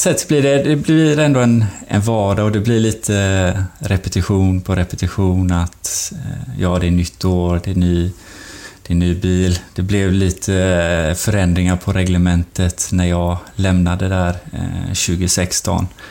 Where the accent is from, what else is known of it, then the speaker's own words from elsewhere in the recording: Sweden; moved away; som svensk